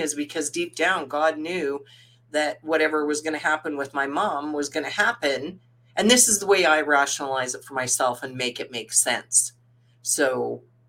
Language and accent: English; Saskatchewan, Canada; I was born in Saskatoon, Saskatchewan. When I was 5 years old, my parents and then four older siblings, four older sisters, two younger brothers, so six of us kids, my parents moved us to the farm.